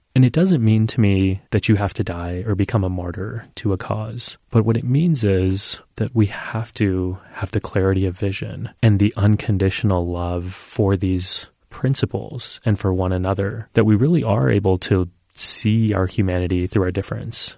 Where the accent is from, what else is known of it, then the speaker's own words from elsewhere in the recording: United States; I was born and raised in this country